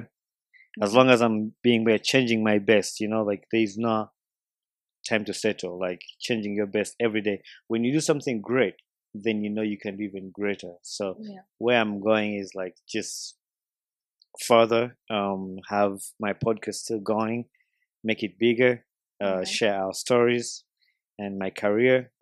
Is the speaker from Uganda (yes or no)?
yes; Uganda; now in Michigan, United States; born and raised in Uganda. I currently live in the United States of America in Michigan